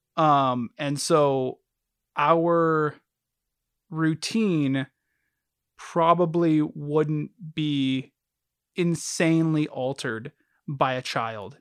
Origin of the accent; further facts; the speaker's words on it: United States; we're American